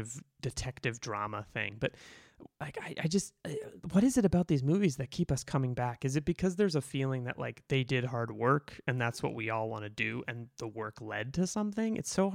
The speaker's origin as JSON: {"language": "English", "town": "Boston", "region": "Massachusetts", "country": "United States", "tie": "born or raised there", "said": "I grew up in Boston. I grew up Irish Catholic."}